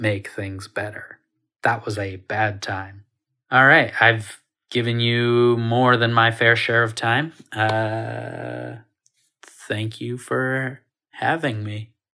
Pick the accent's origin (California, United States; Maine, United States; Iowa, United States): Maine, United States; rural; I grew up in rural Maine in the nineties